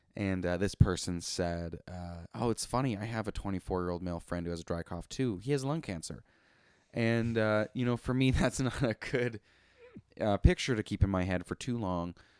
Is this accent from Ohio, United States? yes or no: no; Coeur d'Alene, Idaho, United States; also born or lived in Spokane, Washington; a person that lives in the city of Coeur d'Alene, Idaho. Um, I was born in Spokane, Washington. Um, however, my parents are, were living in the state of Idaho